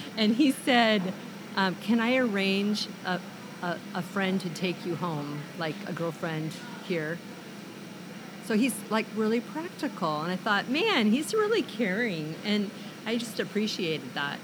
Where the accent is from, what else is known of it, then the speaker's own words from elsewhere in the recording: Olympia, Washington, United States; also born or lived in Camano Island; I grew up in Olympia, and I have come from a family of six children